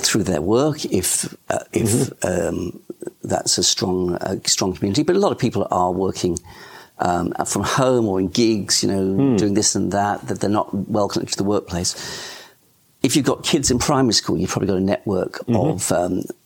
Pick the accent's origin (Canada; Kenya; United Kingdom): United Kingdom; England; now in Australia; I was born in England, so the transition to Australia wasn't too difficult.